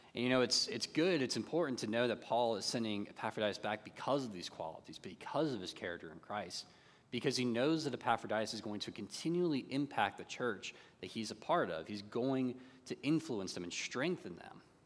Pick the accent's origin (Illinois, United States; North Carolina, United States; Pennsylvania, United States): North Carolina, United States; growing up in North Carolina and growing up in the Bible Belt community